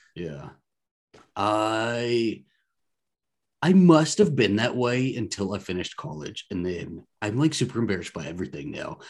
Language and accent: English; Texas, United States; I'm from Texas